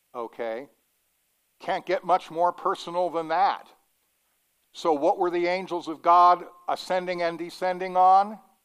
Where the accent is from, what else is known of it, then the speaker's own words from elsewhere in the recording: Denver, Colorado, United States; growing up in Denver